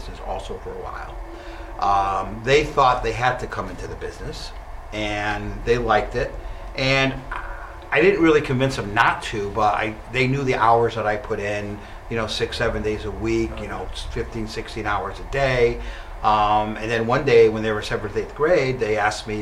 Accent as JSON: {"language": "English", "town": "Meriden", "region": "Connecticut", "country": "United States", "tie": "born or raised there", "also_born_or_lived": "Wallingford", "said": "I grew up in Meriden my whole life"}